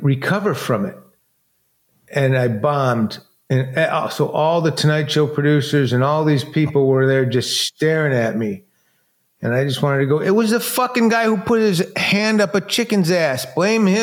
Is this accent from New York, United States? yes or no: no; Detroit, Michigan, United States; born or raised there; moved away